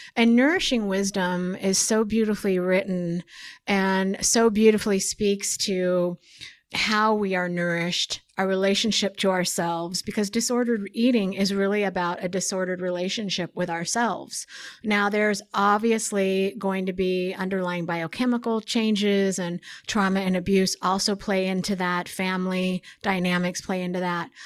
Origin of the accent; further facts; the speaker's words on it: Oregon, United States; I'm from Oregon, so it's very beautiful uh, in Oregon